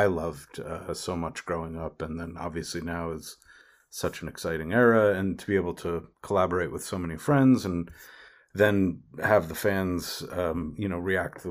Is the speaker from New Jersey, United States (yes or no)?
yes; Ridgewood, New Jersey, United States; the town I grew up in Ridgewood, New Jersey